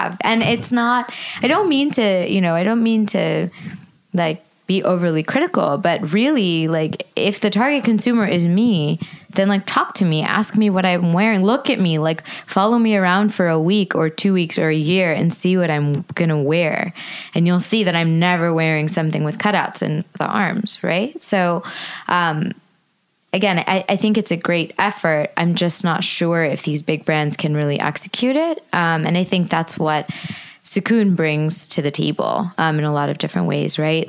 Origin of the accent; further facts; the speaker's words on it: United States; I'm American. I'm born and brought up here